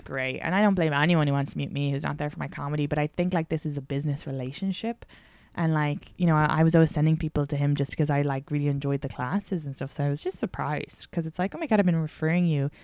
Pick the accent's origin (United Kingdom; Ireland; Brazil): Ireland; moved away; because I'm Irish